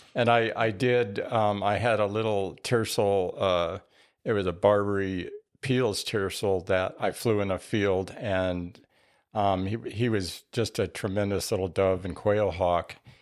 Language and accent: English; Albuquerque, New Mexico, United States; moved away as an adult; now in Tucson, United States; I grew up in Albuquerque and went to school